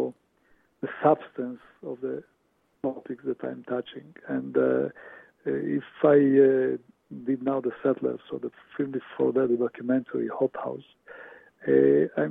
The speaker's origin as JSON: {"language": "English", "country": "Israel", "tie": "born or raised there", "also_born_or_lived": "Romania", "moved": "as an adult", "lives_now": "New York, United States", "said": "I was born in Romania, arrived to Israel at the age of 9 in 1959."}